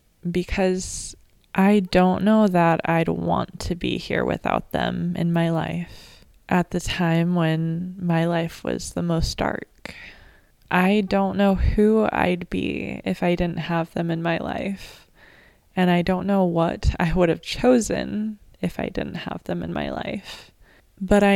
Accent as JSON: {"language": "English", "area": "Sonoma County", "region": "California", "country": "United States", "tie": "born or raised there", "said": "I grew up in Sonoma County, California, which is above the Bay Area"}